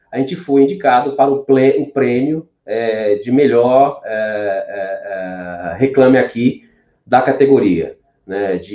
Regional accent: Minas Gerais, Brazil; born there; eu vim lá, nasci em Minas Gerais, uma cidadezinha de 60 mil habitantes, pequenininha

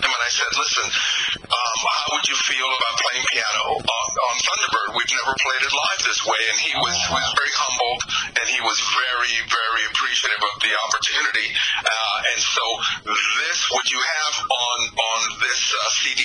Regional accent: New York, United States; moved away; I grew up in New York

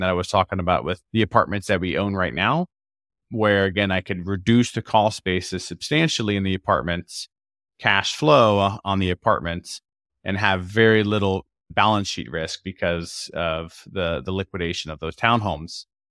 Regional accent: Florida, United States; now in Seattle, United States; I grew up in Florida on the East Coast

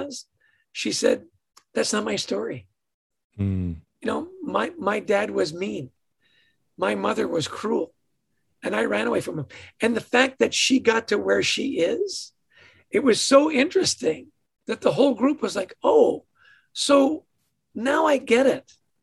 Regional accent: Edmonton, Alberta, Canada; Born in Edmonton, Alberta, to a ridiculously happy family

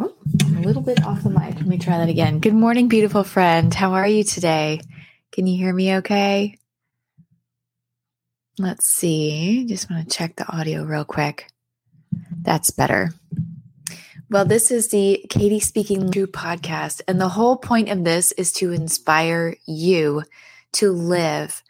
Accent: San Diego, California, United States; I'm from San Diego. That's where my mom and my brothers and I live

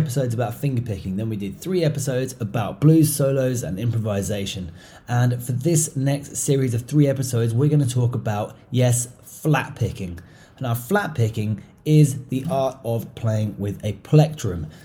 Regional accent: England, United Kingdom; moved away; also born or lived in Europe / Asia; growing up in England and spending a lot of time in countries in Europe and stuff, and then later in Asia

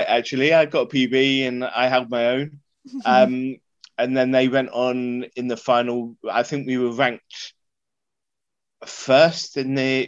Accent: Jersey; I was born here, grew here, and never left.

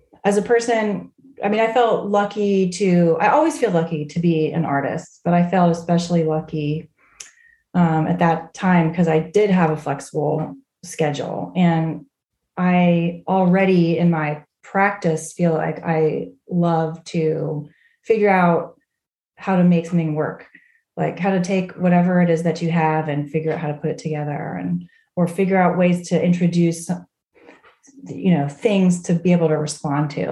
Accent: Fort Worth, Texas, United States; also born or lived in Charleston, South Carolina; now in Charlottesville, United States; I grew up in Fort Worth, Texas

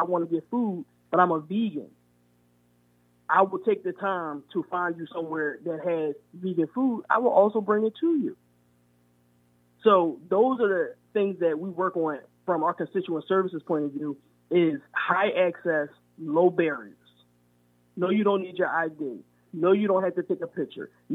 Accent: Philadelphia, Pennsylvania, United States; I was from Mount Airy

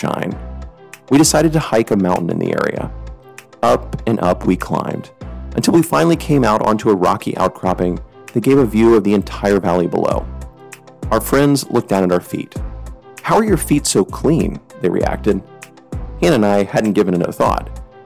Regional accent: United States; I'm an American

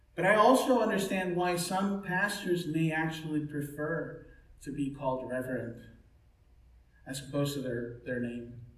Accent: Mexico; now in United States; when I was growing up in Mexico

